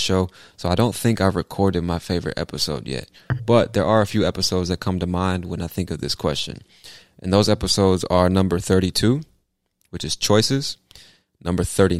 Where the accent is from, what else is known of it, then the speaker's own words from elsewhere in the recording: California, United States; also born or lived in Virginia Beach; I was born in Virginia Beach, Virginia, which is technically on the East Coast, but it's considered the South for some strange reason. But I moved to California when I was 3 years old, and I spent the first half of my life in many different cities in California